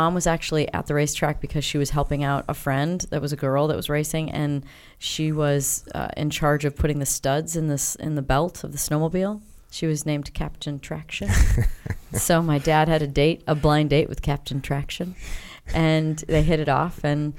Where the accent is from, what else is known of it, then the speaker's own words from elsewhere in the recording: South Beloit, Illinois, United States; I grew up in Illinois. So I was born in Beloit, Wisconsin. But we lived in South Beloit, Illinois.